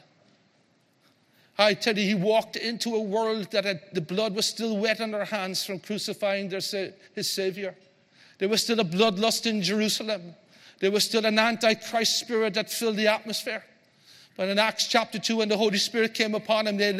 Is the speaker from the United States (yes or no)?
no; Ireland; we're Irish